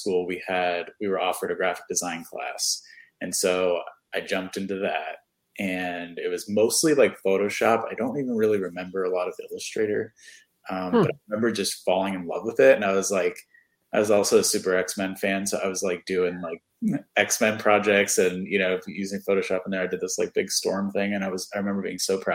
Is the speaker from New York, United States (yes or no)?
yes; New York City, New York, United States; born or raised there; moved away as an adult; also born or lived in Poughkeepsie, New York / Brooklyn, New York; now in Central Florida, United States